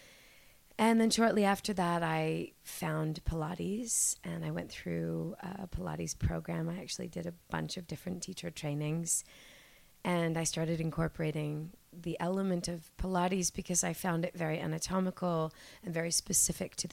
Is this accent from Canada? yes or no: yes; Toronto, Ontario, Canada; I am a Toronto born and raised girl